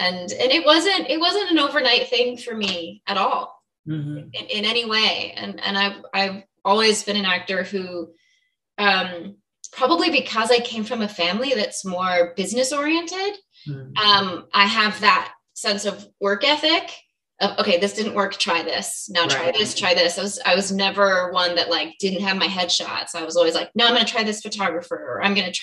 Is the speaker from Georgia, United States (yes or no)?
no; Phoenix, Arizona, United States; I grew up in Phoenix, Arizona